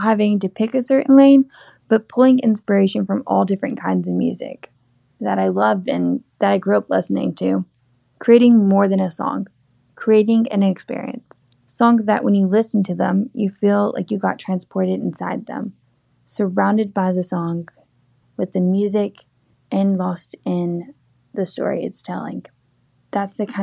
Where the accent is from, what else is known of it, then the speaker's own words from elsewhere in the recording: Southeast Texas, United States; moved away as an adult; now in Nashville, United States; I was born and raised in Southeast Texas near the Gulf